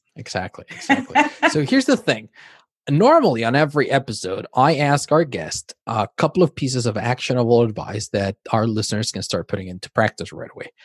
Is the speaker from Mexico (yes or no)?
yes; Mexico; now in Spain; I grew up in Mexico. My family is Mexican